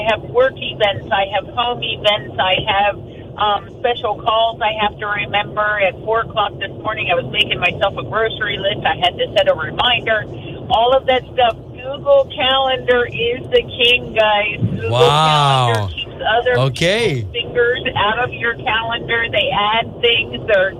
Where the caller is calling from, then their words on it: Winter Springs, Florida, United States; from Winter Springs.